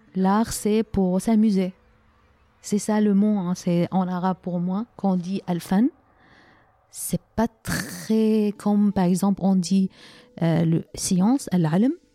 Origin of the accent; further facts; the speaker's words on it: Aleppo, Aleppo Governorate, Syria; French is a second language; moved away as an adult; Je suis née à Alep et nous en Syrie, euh, on, euh, on ne déménage pas. on, on, est né dans une ville, on grandit dans une ville et on, fait nos études, euh, on travaille. Donc, c'était la ville où j'ai, habité, on peut dire, 45 ans dans la même ville.